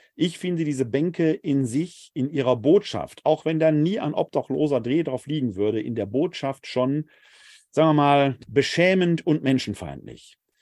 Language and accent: German; Essen, North Rhine-Westphalia, Germany; Essen, meine Heimatstadt